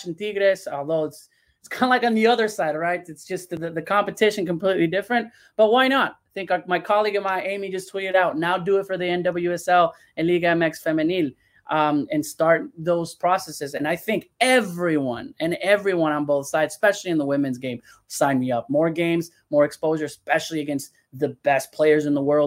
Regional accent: León, Guanajuato, Mexico; Leon, my team, my hometown team

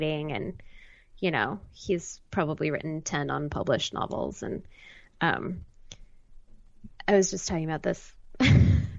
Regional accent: Highland Park, Illinois, United States; also born or lived in Evanston, Illinois; now in New York City, United States; I was born in Evanston, which is a sort of small city right outside of Chicago. Yeah. And then raised on the North Shore

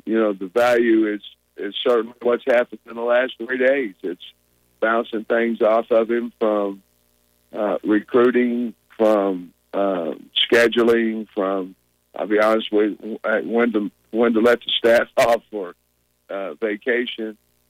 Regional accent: Grove, Oklahoma, United States; You know, we're both from Oklahoma. I know he's from Ada, and I'm from Grove

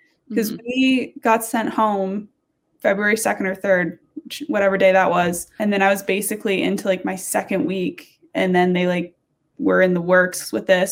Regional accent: Vermont, United States; I'm from Vermont. So I quarantined in Vermont

